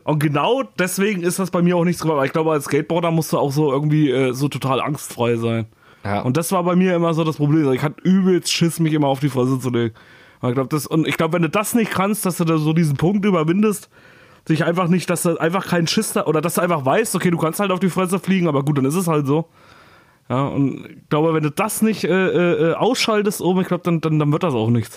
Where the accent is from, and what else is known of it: Thuringia, Germany; born or raised there; moved away